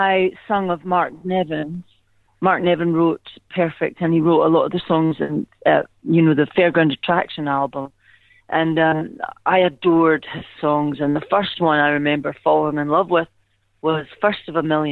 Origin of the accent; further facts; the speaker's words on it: Scotland, United Kingdom; I'm Scottish.